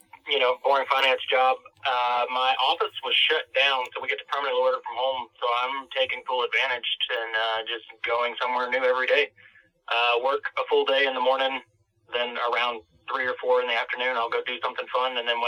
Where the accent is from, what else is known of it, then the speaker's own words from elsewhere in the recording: Georgia, United States; And I give her my license, and she sees that I'm from Georgia, and she's like, oh, you're going to love it here.